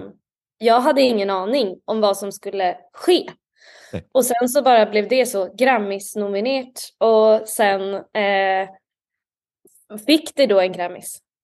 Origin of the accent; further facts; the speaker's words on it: Stockholm, Stockholm County, Sweden; Jag är från Stockholm. Jag är uppvuxen i Stockholm